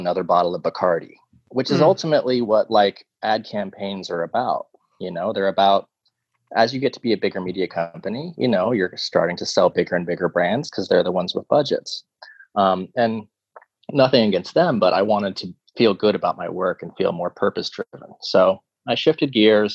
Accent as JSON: {"language": "English", "town": "Tulsa", "region": "Oklahoma", "country": "United States", "tie": "born or raised there", "also_born_or_lived": "New York City", "moved": "yes", "said": "since I was a kid growing up in Tulsa, Oklahoma"}